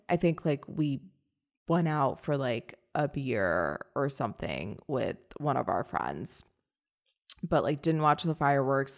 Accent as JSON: {"language": "English", "region": "Northern Virginia", "country": "United States", "also_born_or_lived": "Washington, D.C.", "said": "I'm from Northern Virginia"}